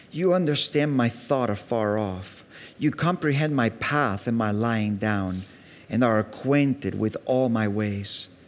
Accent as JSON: {"language": "English", "town": "Mallorca", "region": "Balearic Islands", "country": "Spain", "tie": "born or raised there", "also_born_or_lived": "Virginia Beach, United States", "said": "because I was raised in Mallorca and I was raised in Virginia Beach. There was always sun."}